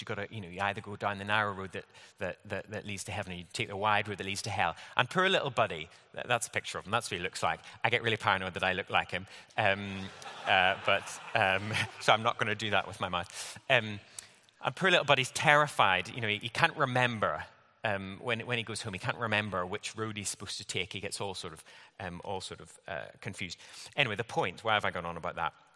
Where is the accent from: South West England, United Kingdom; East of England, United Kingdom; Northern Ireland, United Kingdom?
Northern Ireland, United Kingdom; moved away; I grew up in Northern Ireland